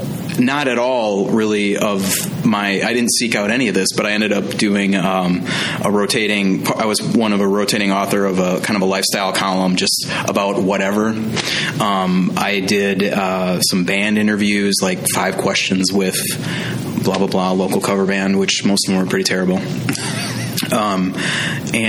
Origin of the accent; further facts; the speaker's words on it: Green Bay, Wisconsin, United States; moved away as an adult; now in Madison, United States; I went back to my hometown of Green Bay